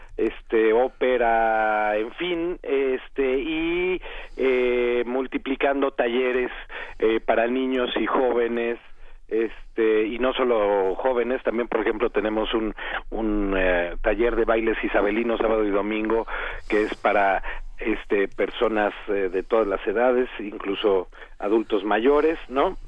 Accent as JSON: {"language": "Spanish", "region": "Mexico City", "country": "Mexico", "tie": "born or raised there", "said": "Yo soy además hijo de la Benito Juárez"}